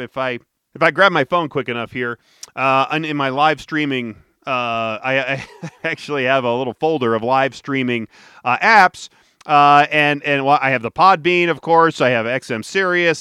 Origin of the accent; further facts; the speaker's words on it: Detroit, Michigan, United States; now in Denver, United States; I was growing up in Detroit